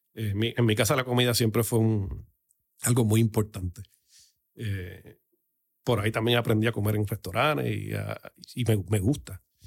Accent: Puerto Rico; yo soy boricua criado a lo cubano Pero soy boricua

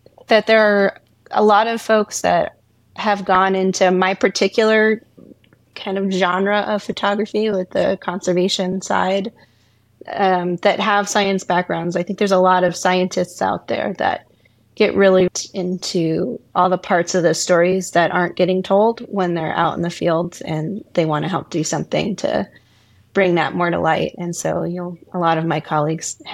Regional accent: Virginia, United States; now in Astoria, United States; I grew up in Virginia, but out on the coast on the Chesapeake Bay.

